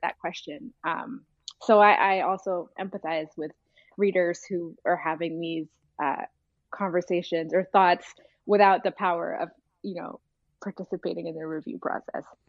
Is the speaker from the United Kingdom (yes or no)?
no; Abidjan, Côte d’Ivoire; moved away; also born or lived in Sudan; I was born in Sudan, but I, I spent most of my early life in, in Abidjan in, in Cote d'Ivoire.